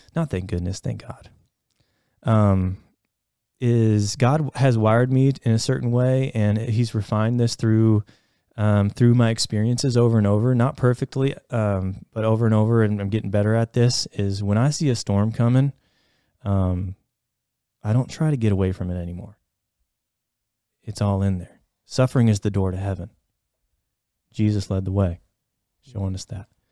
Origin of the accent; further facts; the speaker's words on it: Ohio, United States; growing up in Ohio